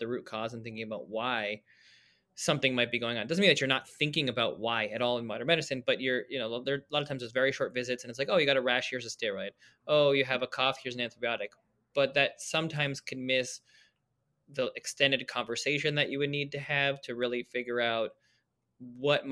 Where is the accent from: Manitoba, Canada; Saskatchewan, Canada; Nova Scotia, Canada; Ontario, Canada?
Ontario, Canada; Toronto; I grew up in Toronto